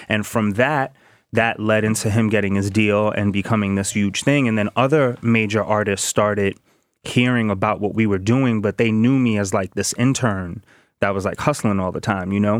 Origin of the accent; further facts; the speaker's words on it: New York City, New York, United States; I grew up in the Bronx in the projects in Soundview